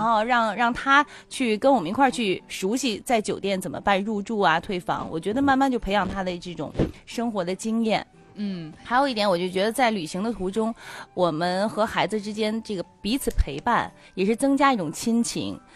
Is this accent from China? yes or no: yes; Tianjin, China; 咱们天津人特别好，就特别热情。